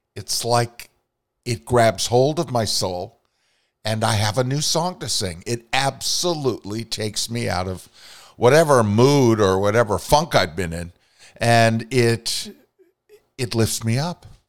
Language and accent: English; Vermont, United States; my native Northeast